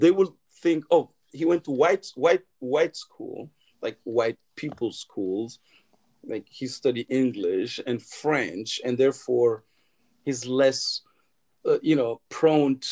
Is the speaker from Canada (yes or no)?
no; Timbuktu, Tombouctou Region, Mali; also born or lived in Paris, France; now in United States; A prince from Timbuktu